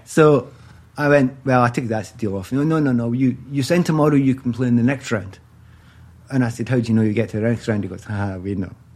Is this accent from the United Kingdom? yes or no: yes; Glasgow, Scotland, United Kingdom; moved away; I'm also from Easter House, which is in the east end of Glasgow